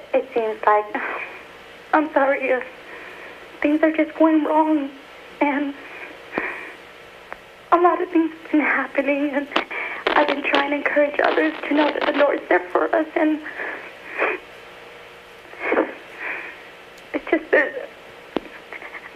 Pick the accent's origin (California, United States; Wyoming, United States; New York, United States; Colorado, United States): California, United States; Fresno; I'm from Fresno